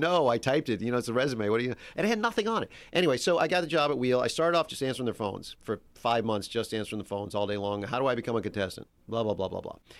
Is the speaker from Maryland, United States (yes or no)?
no; Metairie, Louisiana, United States; moved away as an adult; now in Los Angeles, United States; I grew up in Metairie, which is like the big suburb there